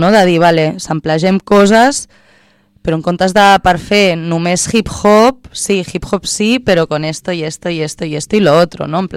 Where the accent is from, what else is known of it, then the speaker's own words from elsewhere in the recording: Barcelona, Catalonia, Spain; al Mercat Cultural de Vallvidrera, al meu barri, que és l'antic mercat que abans era mercat d'anar... Jo no comprar amb ma mare la verdura i el que fes falta.